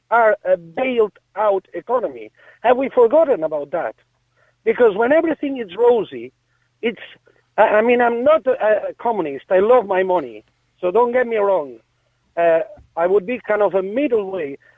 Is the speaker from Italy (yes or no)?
no; Catalonia, Spain; now in Ireland; because I'm originally from Catalonia.